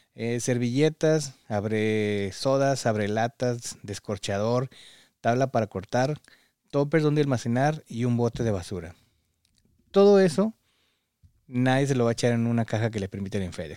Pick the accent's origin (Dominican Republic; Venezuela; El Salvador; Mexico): Mexico; now in United States; los que venimos de México